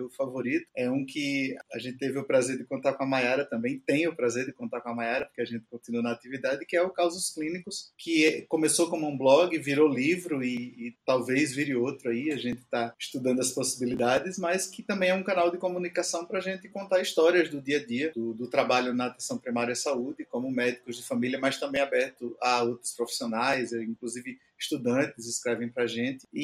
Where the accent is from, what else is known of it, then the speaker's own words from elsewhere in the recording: Recife, Pernambuco, Brazil; O Hernande foi para o Nordeste, eu vim de lá, eu vim de Recife